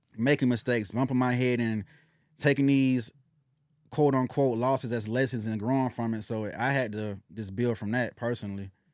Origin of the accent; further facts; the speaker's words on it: Decatur, United States; where I come from, I'm come from Decatur, so my family was always in the state of having to survive